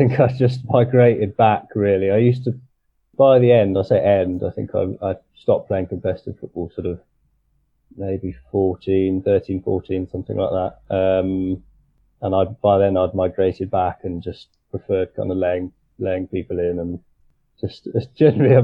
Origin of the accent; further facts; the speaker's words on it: Tonbridge, South East England, United Kingdom; I grew up in Tunbridge in Kent